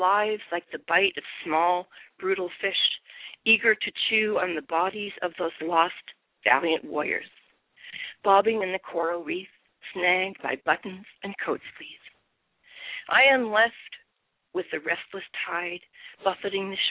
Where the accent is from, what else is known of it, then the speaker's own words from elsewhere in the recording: San Fernando Valley, California, United States; now in Temecula, United States; I grew up in the San Francisco Valley